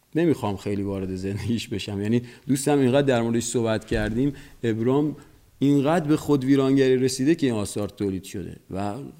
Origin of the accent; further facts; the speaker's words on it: Bandar Abbas, Hormozgan, Iran; در بندر بزرگ شدم